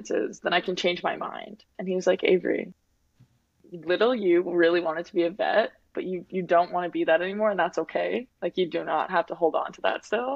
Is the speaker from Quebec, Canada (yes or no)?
no; Winnipeg, Manitoba, Canada; moved away as an adult; also born or lived in Saskatoon, Saskatchewan; I'm from Winnipeg.